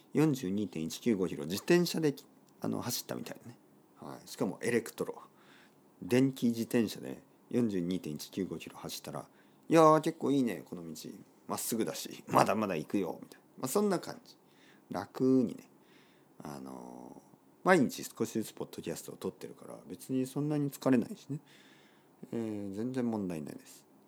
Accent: Kyushu, Oita, Japan; moved away as an adult; also born or lived in Tokyo / London / Barcelona; 僕の出身は九州の大分県たくさんの温泉が出ています

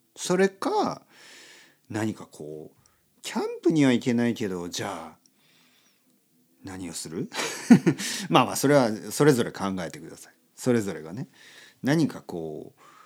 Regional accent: Oita, Japan; 僕の出身の大分県

